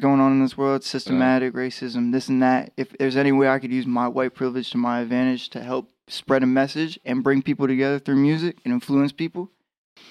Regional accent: Fredericksburg, Virginia, United States; I was born in Mary Washington in Fredericksburg.

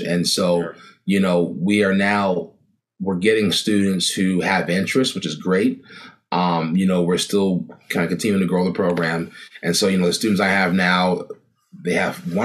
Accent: Elkridge, Maryland, United States; I grew up in a town called Elkridge, a small town in Maryland. It's about 20 minutes south of Baltimore

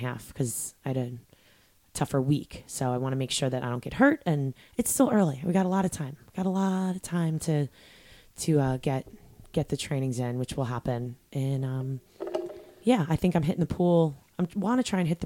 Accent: New York, United States; I'm from New York.

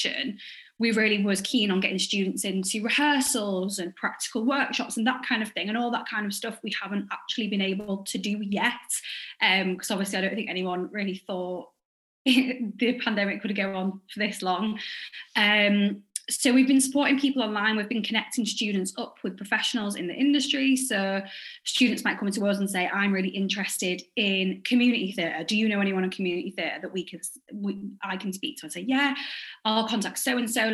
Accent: Hull, Yorkshire and the Humber, United Kingdom; I'm from Hull. I still live here now.

